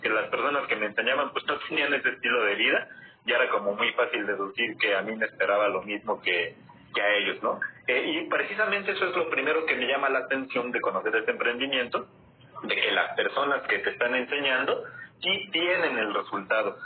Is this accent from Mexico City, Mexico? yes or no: yes; Mexico City, Mexico; soy de la Ciudad de México